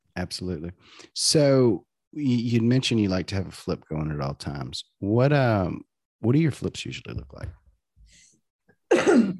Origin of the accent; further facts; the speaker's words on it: near Zachary, Louisiana, United States; Lizzie is, is from my hometown, well, nearby my hometown. She's from Zachary, Louisiana